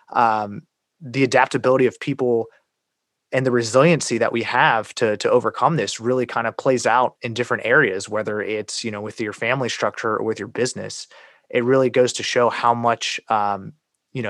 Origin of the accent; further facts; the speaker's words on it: United States; I was born in America